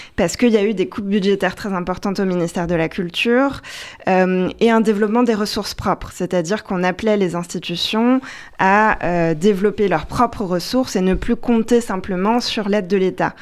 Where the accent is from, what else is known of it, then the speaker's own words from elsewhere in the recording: France; en tant que Française